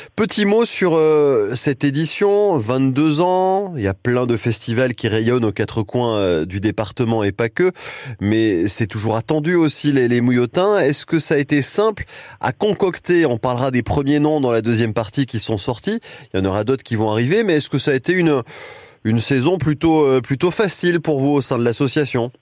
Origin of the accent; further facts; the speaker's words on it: Mayenne, Pays de la Loire, France; à Saint-Poix, chez nous, en Mayenne